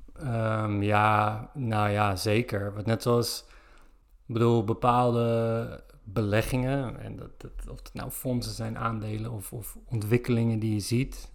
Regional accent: Zoetermeer, South Holland, Netherlands; moved away; Ik kom uit Zoetermeer

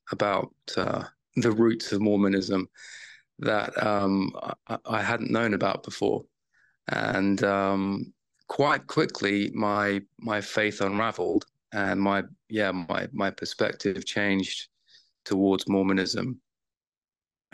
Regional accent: United Kingdom; I was raised in the Church of Jesus Christ of Latter-day Saints in the UK.

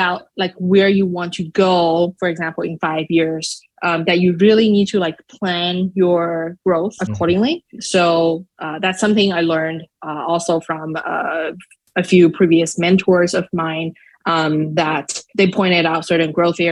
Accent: Shanghai, China; English is a second language; now in United States; I'm not a native speaker. I am originally from Shanghai, China. So English is not my mother tongue.

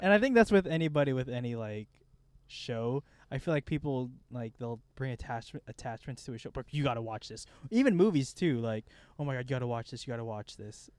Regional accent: Midwest, United States; we're both dudes from the Midwest

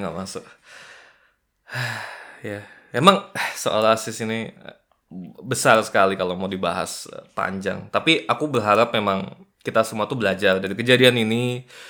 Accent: Kalimantan, Indonesia

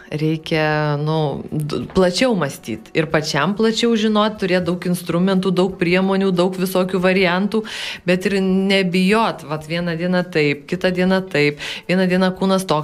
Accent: Alytus, Alytus County, Lithuania; Pasakiau, kad aš iš Alitausinai

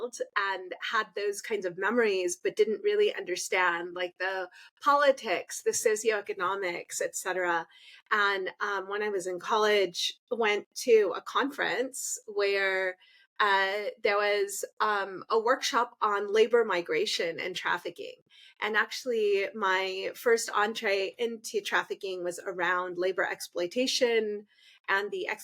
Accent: California, United States; I was born here in the United States. My father was in the US military.

